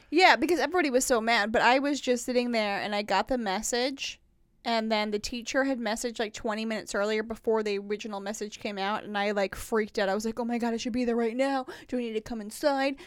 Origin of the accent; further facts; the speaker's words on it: Indiana, United States; moved away as an adult; also born or lived in Tennessee; now in Nashville, United States; I grew up in Indiana